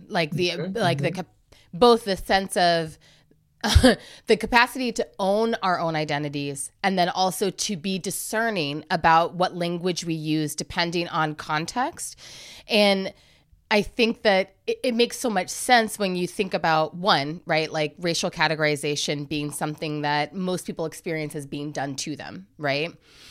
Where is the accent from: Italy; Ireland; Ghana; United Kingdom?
Ghana; I know the setting in which I need to say I'm Ghanaian, and I know the setting in which I need to say I'm Black.